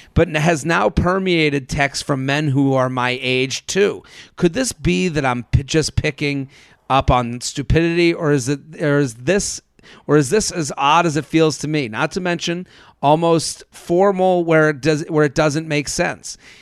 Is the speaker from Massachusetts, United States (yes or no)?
yes; Boston, Massachusetts, United States; moved away as an adult; now in New York City, United States; I'm from Boston right. I've lived here since 2007